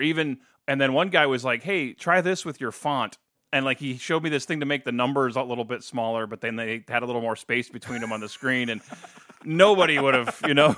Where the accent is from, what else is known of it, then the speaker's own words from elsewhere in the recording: New Philadelphia, Ohio, United States; moved away as an adult; now in Toledo, United States; New Philadelphia, Ohio